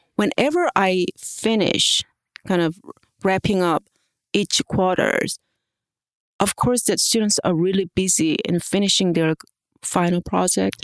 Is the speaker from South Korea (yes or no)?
yes; South Korea; moved away; I am international professor here, and I was born in Korea and studied in um, different countries